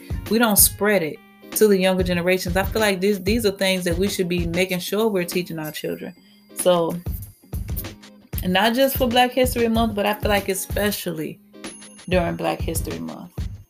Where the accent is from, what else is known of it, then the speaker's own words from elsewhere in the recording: Petersburg, Virginia, United States; I grew up in Petersburg